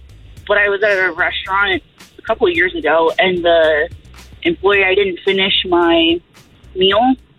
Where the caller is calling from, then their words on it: Orlando, Florida, United States; I'm calling from Orlando.